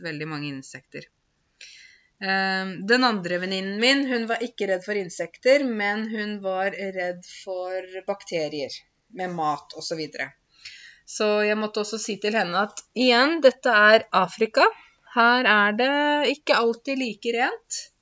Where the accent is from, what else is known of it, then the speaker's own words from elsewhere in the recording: Norway; also born or lived in Zanzibar; Mitt første hjem er Norge, for det er her jeg er født. Det er mitt liksom Ja, det er der jeg kommer fra.